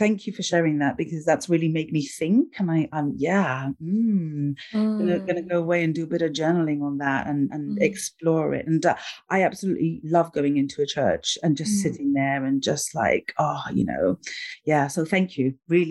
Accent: Gibraltar; I grew up in Gibraltar, which is like 90%, 99% Roman Catholic

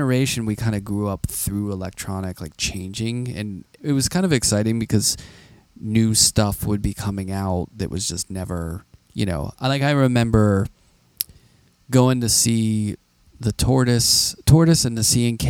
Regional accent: Pittsburgh, Pennsylvania, United States; I'm from Pittsburgh

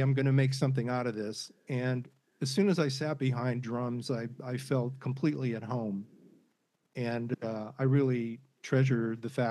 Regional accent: Anaheim, California, United States; also born or lived in Chicago / St. Paul; now in San Francisco Bay Area, United States; grew up in Southern California, went to grammar school in Anaheim, went to high school in Huntington Beach, Orange County, great place to grow up

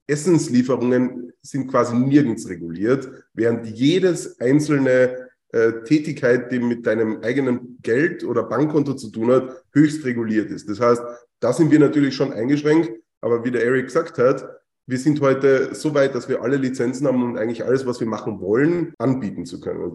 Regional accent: Carinthia, Austria; also born or lived in Vienna; bin aus Österreich, äh, genauer aus Kärnten

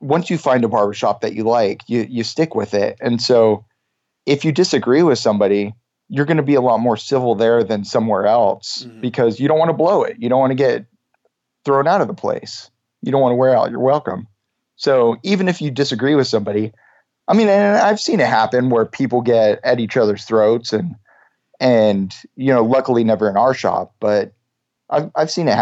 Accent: Canada; I'm Canadian

